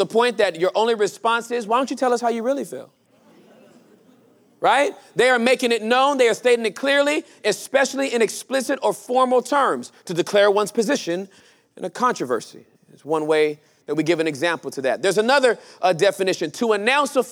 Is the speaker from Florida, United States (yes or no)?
no; Inglewood, California, United States; I was born and raised in Inglewood, California, during the height of gang violence